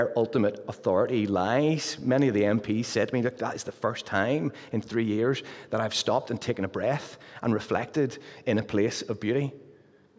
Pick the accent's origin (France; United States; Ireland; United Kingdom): United Kingdom; Luton, East of England; now in Pinhoe, United Kingdom; as you can tell from the accent, I'm from Luton. And happily since April the 12th, we've been residents of Pinhoe